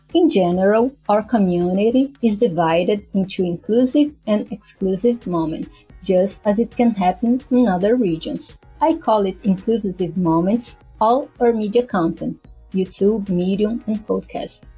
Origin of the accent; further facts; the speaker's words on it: São Paulo, Brazil; moved away as an adult; also born or lived in Recife, Pernambuco; I have moved back to São Paulo, my hometown